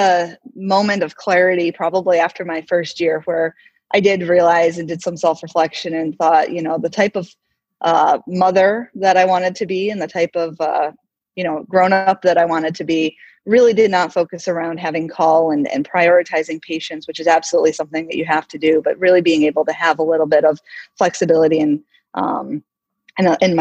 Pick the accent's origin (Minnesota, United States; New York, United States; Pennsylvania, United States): New York, United States; Oswego; moved away as an adult; also born or lived in California; now in South Dakota, United States; I grew up in upstate New York in a little town called Oswego